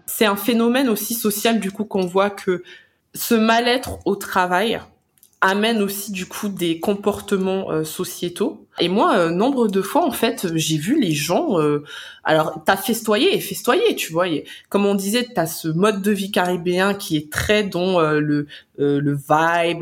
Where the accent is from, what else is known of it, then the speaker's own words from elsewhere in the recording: France; toi en tant que Français